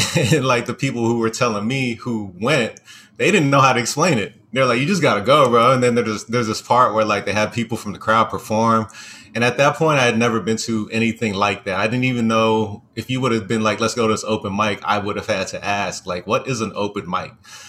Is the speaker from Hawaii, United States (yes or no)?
yes; Hawaii, United States; also born or lived in California; my first memory started in Hawaii, even though I was born in California.